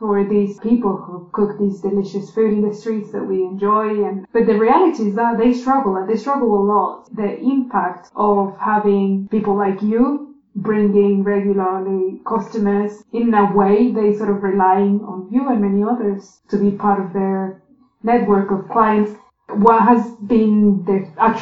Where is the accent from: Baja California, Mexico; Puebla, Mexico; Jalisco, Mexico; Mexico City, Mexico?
Puebla, Mexico; my home state and city of Puebla